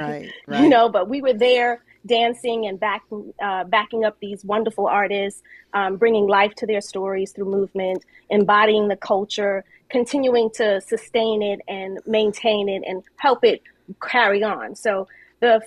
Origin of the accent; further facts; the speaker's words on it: New York City, New York, United States; I'm born and raised in New York